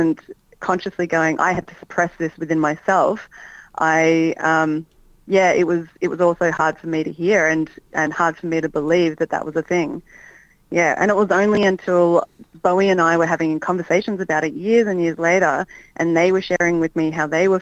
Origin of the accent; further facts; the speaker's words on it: Melbourne, Victoria, Australia; I grew up in Melbourne